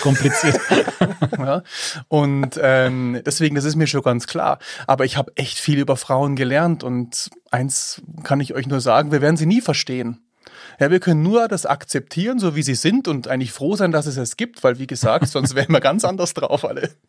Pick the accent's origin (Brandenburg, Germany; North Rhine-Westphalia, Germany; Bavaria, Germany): Bavaria, Germany; Eichenau; ich bin ja in Eichenau aufgewachsen.